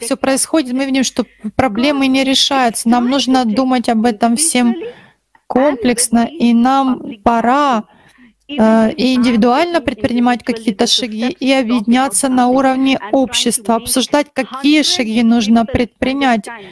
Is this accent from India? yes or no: yes; India; я из Индии